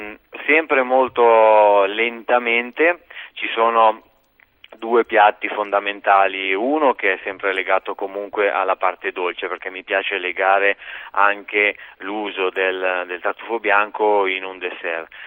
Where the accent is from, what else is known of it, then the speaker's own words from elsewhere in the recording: Lombardy, Italy; moved away; io essendo lombardo